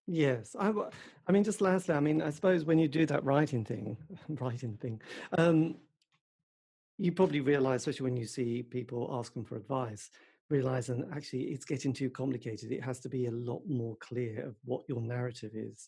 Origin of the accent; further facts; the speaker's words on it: England, United Kingdom; I am English